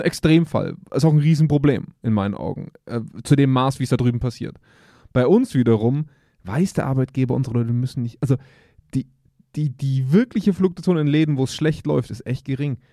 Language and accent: German; Germany; wir als Deutsche